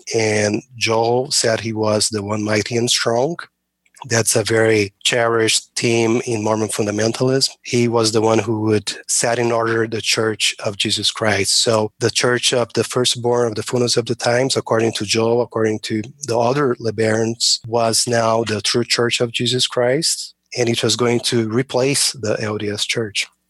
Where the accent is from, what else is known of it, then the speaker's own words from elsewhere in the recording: Brazil; moved away as an adult; now in United States; I'm originally from Brazil